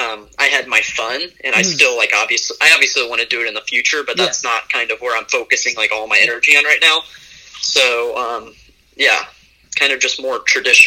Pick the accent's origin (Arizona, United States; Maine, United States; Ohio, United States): Ohio, United States; Cincinnati; also born or lived in Virginia; I was born in Virginia, and then I moved to the Cincinnati area when I was about 5.